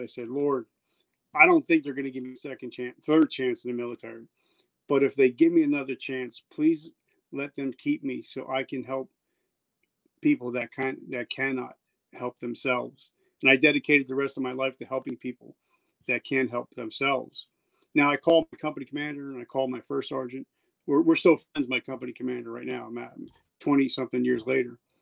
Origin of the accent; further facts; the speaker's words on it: New Jersey, United States; also born or lived in South Carolina; I'm from New Jersey, and where I'm sitting right now, where I'm overlooking where the Twin Towers once stood